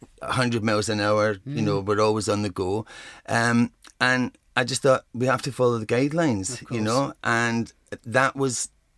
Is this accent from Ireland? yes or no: yes; Ireland; Because I'm Irish and I've got red hair.